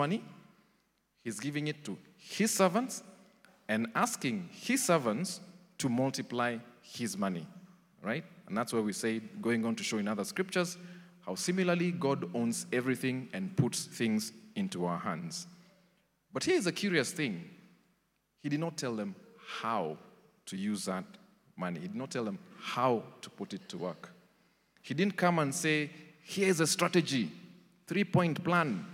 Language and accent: English; Nairobi, Kenya; I grew up in Eastlands, Umoja